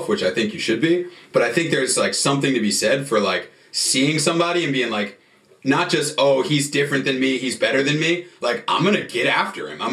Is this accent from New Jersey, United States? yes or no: yes; New Jersey, United States; moved away; I'm from New Jersey